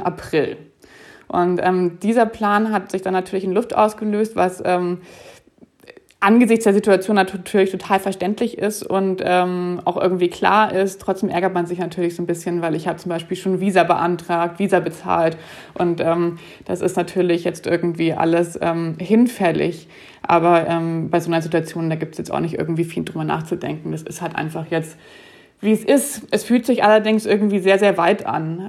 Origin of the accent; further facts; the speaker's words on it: Germany; also born or lived in Munich / Zurich, Switzerland; nach Deutschland kann ich ja als Deutsche immer zurückfahren